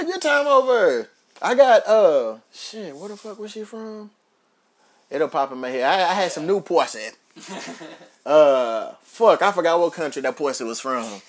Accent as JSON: {"language": "English", "town": "Louisville", "region": "Kentucky", "country": "United States", "tie": "born or raised there", "moved": "yes", "said": "Louisville. That's my hometown"}